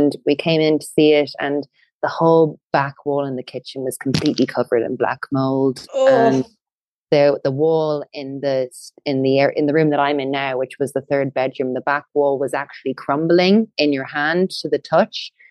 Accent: County Wicklow, Ireland; we're both from Wicklow, and there were a lot of new builds being built in the town where I was from

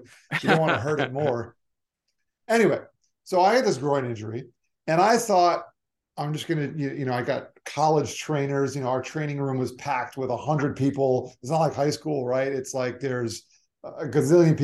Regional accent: Weston, Florida, United States; also born or lived in Long Island, New York; I mostly grew up in South Florida. I consider myself a Floridian

